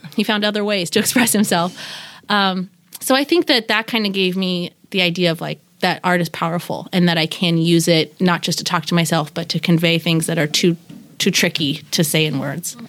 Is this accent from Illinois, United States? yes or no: no; Seattle, Washington, United States; also born or lived in Bremerton / Tacoma / New York; the Seattle I knew as a child that I walked around with with my parents